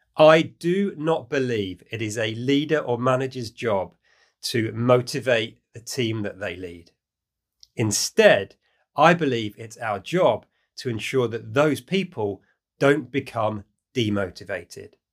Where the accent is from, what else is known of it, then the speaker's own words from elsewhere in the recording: United Kingdom; in the UK, my home country